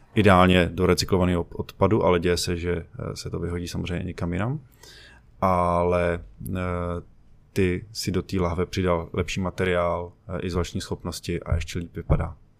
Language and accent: Czech; Bohemia, Czechia; tady u nás v Čechách